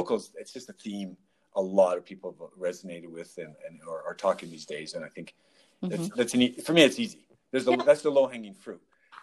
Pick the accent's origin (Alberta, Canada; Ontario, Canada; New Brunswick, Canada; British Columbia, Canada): Alberta, Canada; Calgary; I grew up in Vista Heights